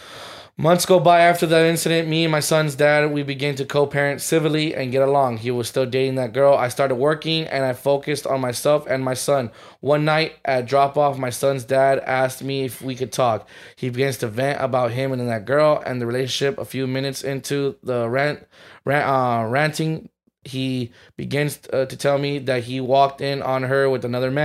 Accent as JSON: {"language": "English", "town": "Atlanta", "region": "Georgia", "country": "United States", "said": "Hi, friends. I'm from Atlanta, Georgia."}